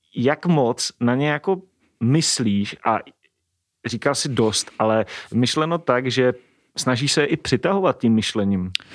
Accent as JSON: {"language": "Czech", "region": "Moravia", "country": "Czechia", "said": "pocházíme taky oba dva z Moravy"}